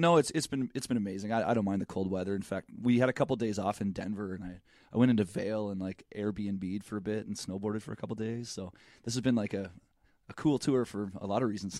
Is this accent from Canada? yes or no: yes; Canada; I'm Canadian.